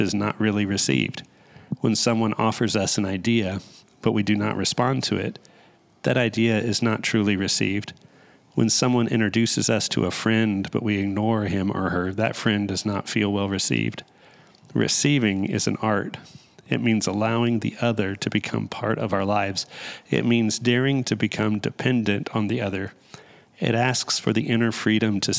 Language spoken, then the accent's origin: English; Dallas, Texas, United States; I grew up in Dallas